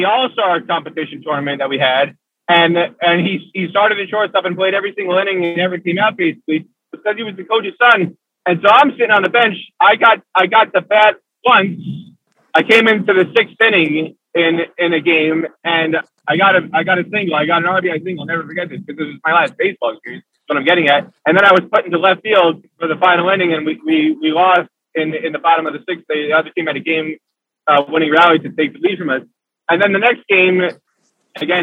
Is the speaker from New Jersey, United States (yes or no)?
yes; Kinnelon, New Jersey, United States; I grew up in Kinnelon, New Jersey